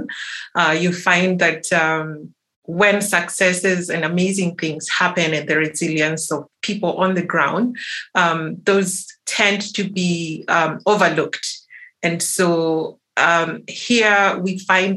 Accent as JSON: {"language": "English", "country": "Kenya", "said": "I'm coming from Kenya"}